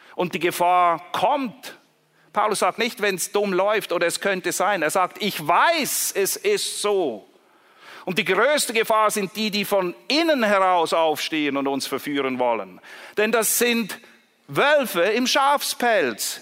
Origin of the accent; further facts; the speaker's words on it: Zurich, Switzerland; Ich komme zufälligerweise aus Zürich